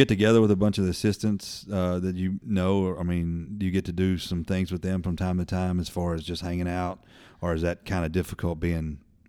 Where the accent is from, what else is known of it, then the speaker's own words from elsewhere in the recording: Birmingham, Alabama, United States; born there; I was born in Birmingham in the early 70s.